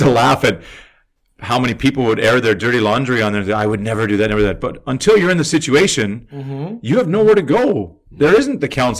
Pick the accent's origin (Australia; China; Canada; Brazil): Canada; there's a lot of problems we have at home too that we don't see because we're Canadian and Canada.